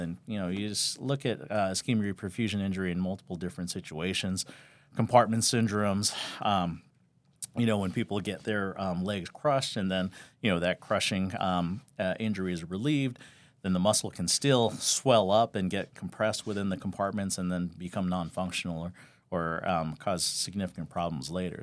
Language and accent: English; Los Angeles, California, United States; moved away as an adult; now in Las Vegas, United States; I grew up in Southern California, L A, and I know when most people say L A, they say some kind of, you know, suburb or whatnot in L A, and I literally grew up right around downtown L A and, um, the Echo Park area